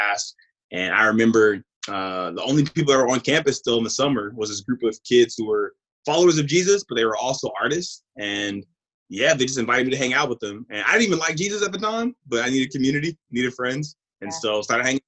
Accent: Mississippi, United States; also born or lived in California; I was born in Cali, but I was raised in Mississippi

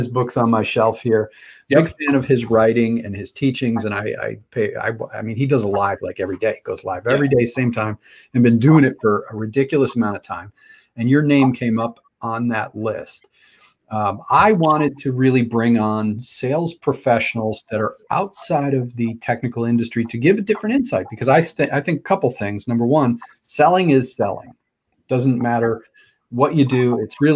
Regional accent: Connecticut, United States; I'm from Connecticut, you know, New York side of Connecticut.

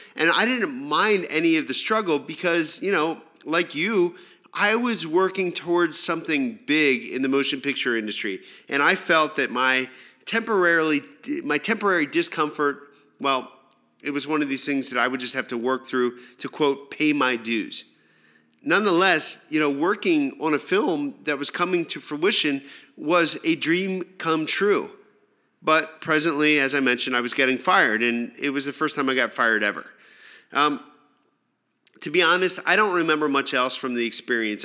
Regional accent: Pennsylvania, United States; moved away as an adult; also born or lived in New York City / Los Angeles; back in my hometown, I took a job selling mobile phones in a local mall. My plan was to save up some money, get out of Pennsylvania

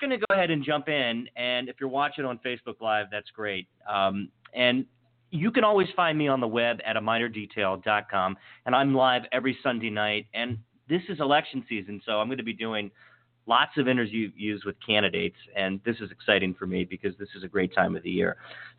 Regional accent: Western Maryland, United States; now in North Potomac, United States; I grew up in Western Maryland, and then I found this wonderful my better half, and we moved to North Potomac

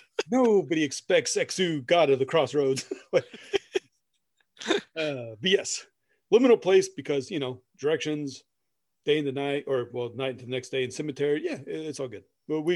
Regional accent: Midwest, United States; We're from the Midwest, damn it.

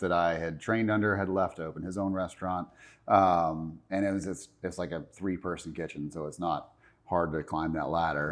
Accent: Charlotte, North Carolina, United States; I was born and raised here in Charlotte

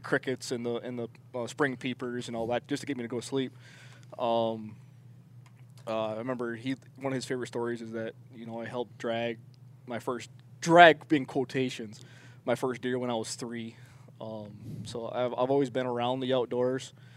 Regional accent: northern New York State, United States; now in Arizona, United States; I'm originally from New York State. I'm from the northern part of New York, so I grew up uh, 30 miles from Canada

